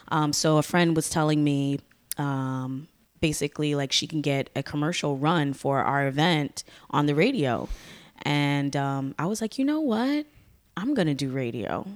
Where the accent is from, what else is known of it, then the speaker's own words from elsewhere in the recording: Bridgeport, Connecticut, United States; also born or lived in Stamford, Connecticut; I ended up growing up in Bridgeport.